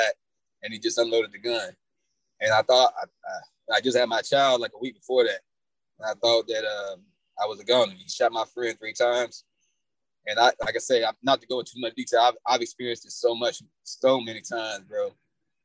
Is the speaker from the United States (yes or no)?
yes; Atlanta, Georgia, United States; also born or lived in Indiana; I came from Indiana, but my mother and father moved us to Atlanta in like 87.